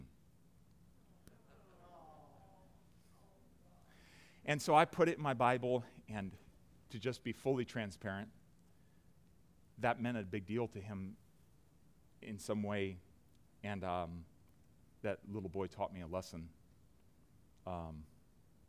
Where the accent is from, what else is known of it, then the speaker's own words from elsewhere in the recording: United States; as an American with a plush lifestyle